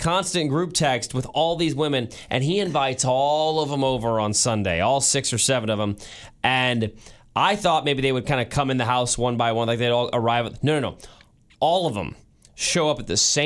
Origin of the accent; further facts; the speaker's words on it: Kansas City, United States; I feel like a bad Kansas Cityan